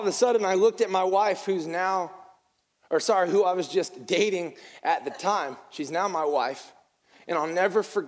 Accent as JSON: {"language": "English", "region": "the North", "country": "United States", "moved": "yes", "said": "I'm from the North, and in the North, we have a deep sense of respect for SEC football"}